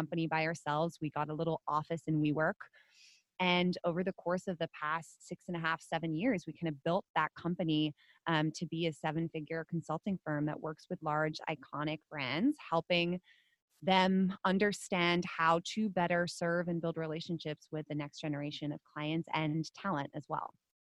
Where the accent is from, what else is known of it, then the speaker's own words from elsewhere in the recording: Netherlands; now in United States; Now I am a Dutch citizen. I'm not American